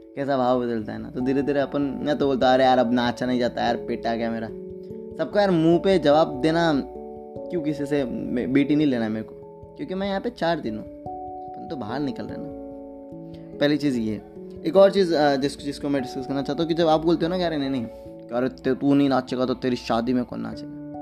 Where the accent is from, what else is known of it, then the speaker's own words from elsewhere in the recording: Nala Sopara, Maharashtra, India; मैं नाला सुपारा से हूँ तो जब मैं नाला सुपारा से बिलोंग करता हूँ